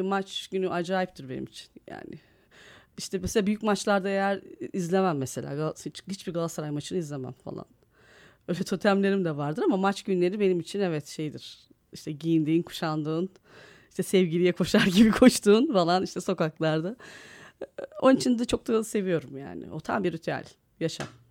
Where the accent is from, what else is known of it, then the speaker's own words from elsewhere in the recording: Istanbul, Turkey; also born or lived in Malatya; yel değirmeninde büyüdüm ben. Malatyalıyız ama işte babam ben bir yaşındayken tayini çıkıyor İstanbul'a öğretmen.